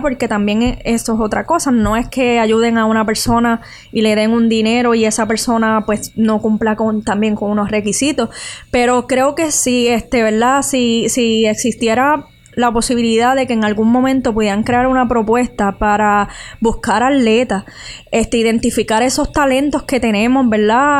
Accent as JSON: {"language": "Spanish", "town": "Utuado", "country": "Puerto Rico", "tie": "born or raised there", "moved": "yes", "said": "me crié en Utubado"}